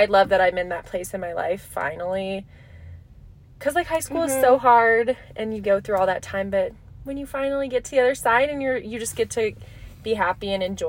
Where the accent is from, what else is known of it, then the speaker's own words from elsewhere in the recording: Alaska, United States; We're in the dead of winter. And I came from Alaska.